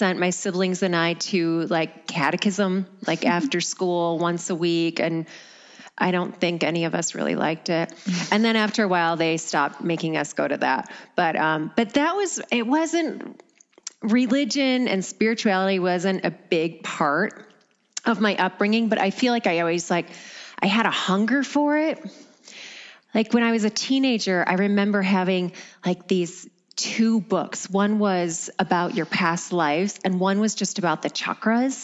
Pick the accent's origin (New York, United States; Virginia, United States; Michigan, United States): Michigan, United States; I grew up in Michigan, and mostly in the suburbs until about sixth grade.